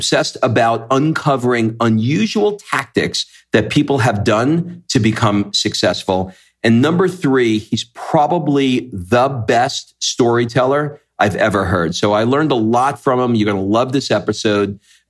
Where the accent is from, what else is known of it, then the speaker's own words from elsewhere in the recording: New York, United States; And I grew up in New York, and I had a lot of Iranians around me